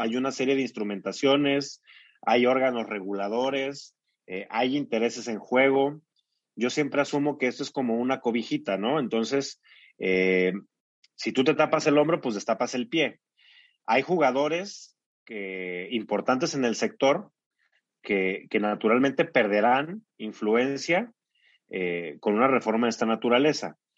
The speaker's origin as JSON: {"language": "Spanish", "country": "Mexico", "said": "somos vecinos de Estados Unidos"}